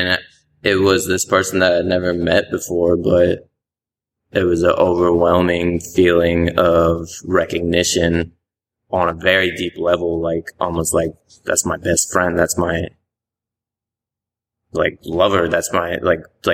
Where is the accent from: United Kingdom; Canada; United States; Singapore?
United States; Richmond, Virginia; moved away as an adult; now in Atlanta, United States; I went home to Richmond for a while, and then I knew I didn't want to stay in Richmond